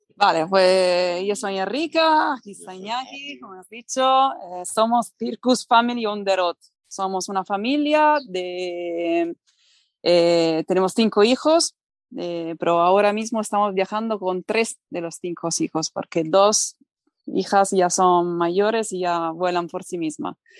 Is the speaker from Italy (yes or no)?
yes; Italy; Spanish is a second language; moved away as an adult; also born or lived in Barcelona; yo soy italiana, pero me emigré a Barcelona